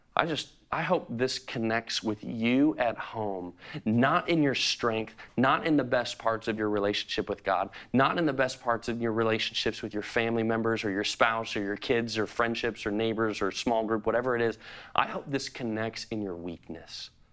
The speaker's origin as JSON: {"language": "English", "town": "Chicago", "region": "Illinois", "country": "United States", "tie": "born or raised there", "said": "I'm a true Chicagoan. I grew up in Chicago"}